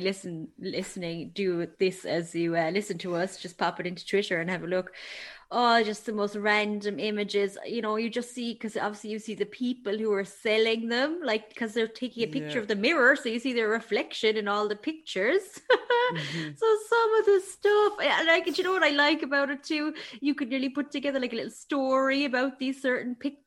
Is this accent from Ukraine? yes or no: no; Ireland; that nosiness that we would have inherent in us as Irish people